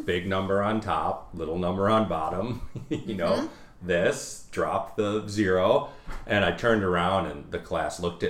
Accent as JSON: {"language": "English", "town": "Edina", "region": "Minnesota", "country": "United States", "tie": "born or raised there", "also_born_or_lived": "South St. Paul, Minnesota", "lives_now": "Buffalo, United States", "said": "I grew up in Edina. I graduated from Edina High School in 2001."}